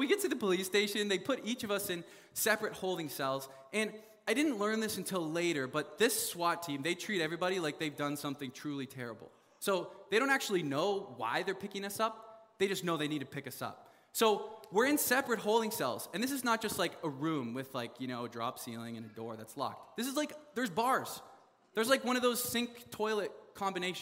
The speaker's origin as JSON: {"language": "English", "country": "Canada", "said": "I'm from Canada"}